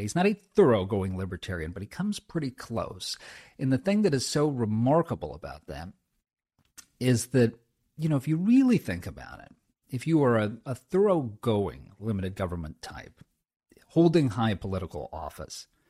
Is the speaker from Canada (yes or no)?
no; Southern California, United States; I grew up in Southern California